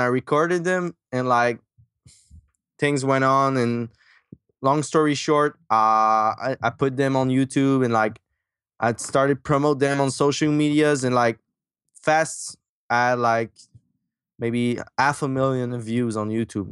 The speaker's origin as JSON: {"language": "English", "region": "Quebec", "country": "Canada", "tie": "born or raised there", "also_born_or_lived": "Michigan", "accent": "French", "second_language": "English", "said": "I grew up in Quebec, Canada, that's why my French accent."}